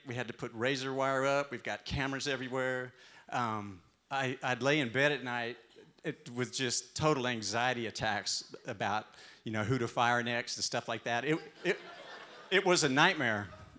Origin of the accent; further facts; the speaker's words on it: Texas, United States; And I'm from Texas, right? My accent.